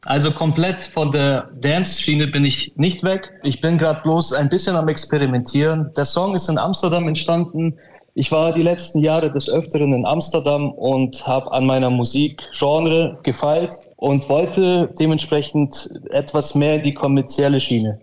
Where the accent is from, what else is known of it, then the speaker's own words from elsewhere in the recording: Augsburg, Bavaria, Germany; ich bin aus Augsburg